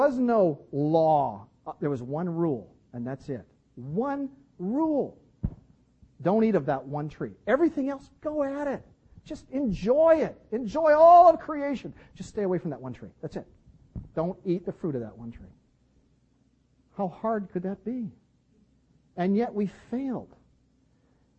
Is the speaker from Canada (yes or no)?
yes; Canada; I'm from Canada